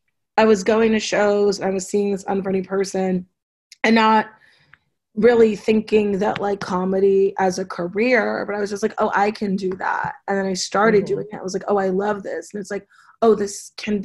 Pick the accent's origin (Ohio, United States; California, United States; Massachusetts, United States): California, United States; Los Angeles; I grew up in Los Angeles